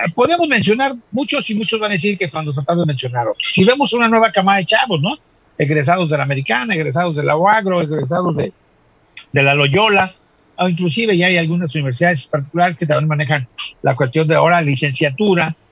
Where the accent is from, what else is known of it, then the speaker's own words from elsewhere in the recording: Acapulco, Guerrero, Mexico; nosotros somos de Acapulco